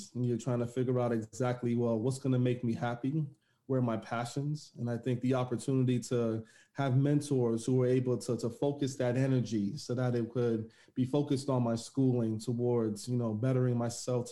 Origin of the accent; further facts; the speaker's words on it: New York City, New York, United States; I was born in the Bronx, New York. You know, I had an opportunity to really have a sports-centric background. Playing basketball in New York in the 80s and the 90s